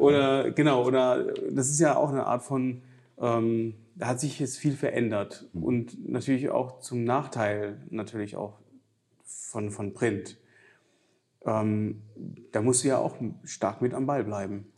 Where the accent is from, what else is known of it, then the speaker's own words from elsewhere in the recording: Giessen, Hesse, Germany; moved away; ich komme ja ursprünglich aus Mittelhessen, aus Gießen